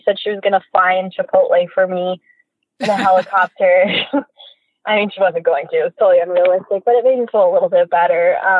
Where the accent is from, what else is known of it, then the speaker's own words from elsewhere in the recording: Oregon, United States; and because I'm from Southern Oregon, a lot of coworkers had warned me